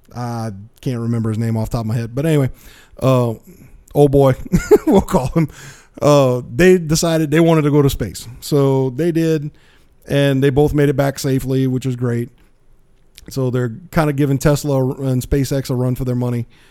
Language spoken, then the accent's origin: English; South Louisiana, United States; I'm from South Louisiana